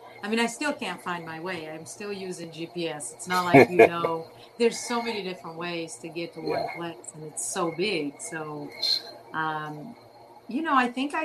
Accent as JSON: {"language": "English", "country": "Cape Verde", "tie": "born or raised there", "moved": "yes", "said": "When I was born in Cape Verde, I was raised in the Cape Verdean community and culture"}